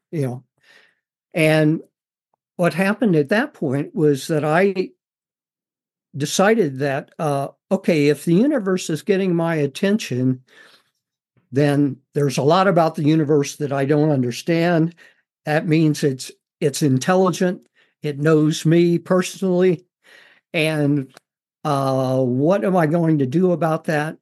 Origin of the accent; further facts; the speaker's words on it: Missouri, United States; I grew up on a farm in Missouri